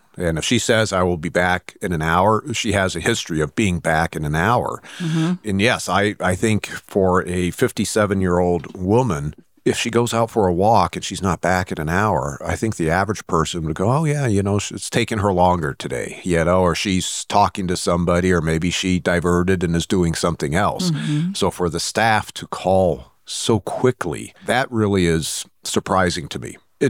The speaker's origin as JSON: {"language": "English", "town": "Fairfield", "region": "California", "country": "United States", "tie": "born or raised there", "also_born_or_lived": "San Antonio, United States", "said": "In the summer between my 7th and 8th grades, my dad got stationed at Travis Air Force Base. So I moved from San Antonio, Texas to Fairfield, California. And of course, you know, went through high school there at Vanden High School"}